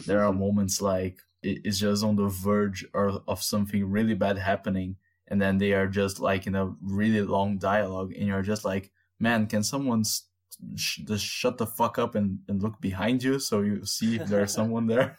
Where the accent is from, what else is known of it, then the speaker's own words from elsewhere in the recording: Brazil; English is a second language; people like us, Brazilians